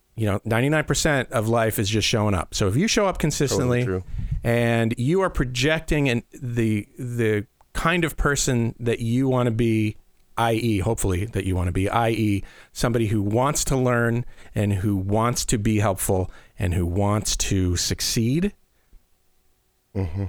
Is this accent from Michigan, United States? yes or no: no; Midwestern, Iowa, United States; we're Midwestern nice and in in in Iowa